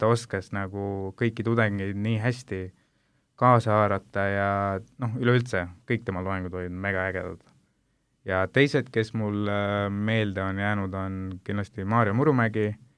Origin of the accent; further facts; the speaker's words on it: India; now in Estonia; ma ise olen Indiast pärit